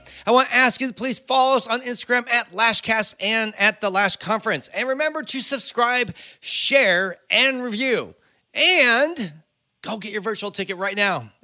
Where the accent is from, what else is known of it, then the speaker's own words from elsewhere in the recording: Cupertino, California, United States; I grew up in Cupertino